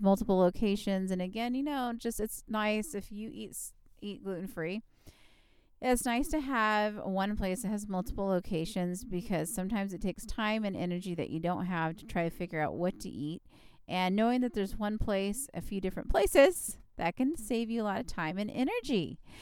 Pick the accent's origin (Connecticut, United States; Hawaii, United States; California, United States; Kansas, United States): California, United States; I'm from California